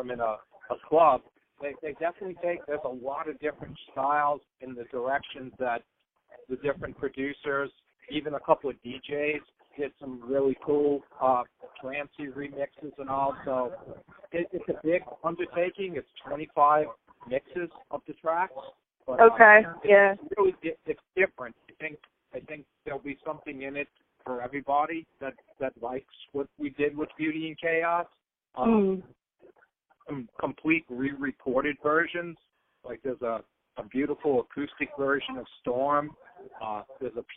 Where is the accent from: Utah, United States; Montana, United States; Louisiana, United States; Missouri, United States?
Louisiana, United States; New Orleans; I'm from New Orleans and, you know, have friends and relatives